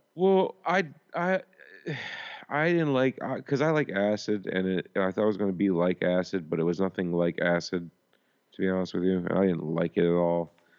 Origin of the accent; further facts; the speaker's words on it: Philadelphia, Pennsylvania, United States; moved away; I'm from Philly